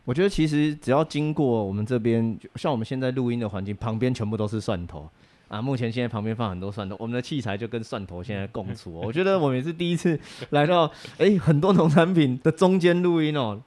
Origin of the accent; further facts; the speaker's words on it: Hsinchu, Hsinchu City, Taiwan; moved away; also born or lived in Taipei; 我的爸爸是河洛朗，妈妈是客家人，啊，从小我在这个城区里面有很多这种客家跟河洛的故事一起交杂